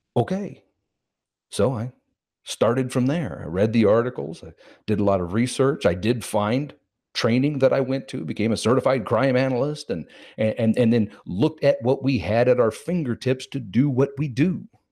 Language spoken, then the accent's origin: English; Kansas City, Missouri, United States; I was born and raised in Kansas City, Missouri